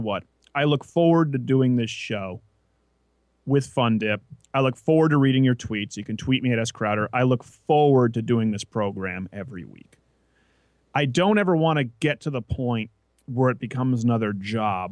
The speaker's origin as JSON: {"language": "English", "region": "Quebec", "country": "Canada", "tie": "born or raised there", "first_language": "English", "moved": "yes", "lives_now": "United States", "said": "raised as an English-speaking Canadian in French Canada"}